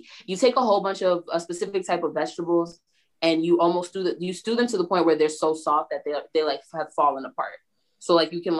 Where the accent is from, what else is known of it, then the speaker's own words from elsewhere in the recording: New York, United States; I'm from New York